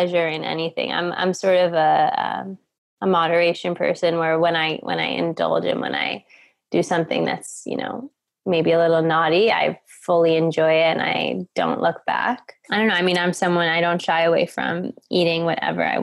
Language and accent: English; New York, United States; moved away as an adult; also born or lived in Boulder, Colorado; I'm originally from New York